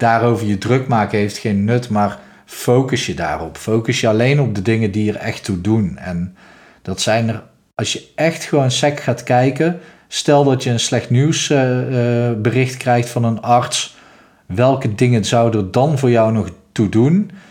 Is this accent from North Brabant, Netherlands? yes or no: yes; North Brabant, Netherlands; zoals je hoort, ik kom uit Brabant